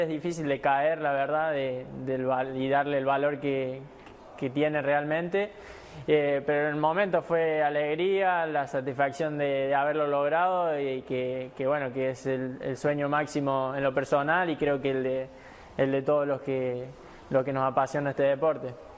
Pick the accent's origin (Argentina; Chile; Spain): Argentina; somos los, argentinos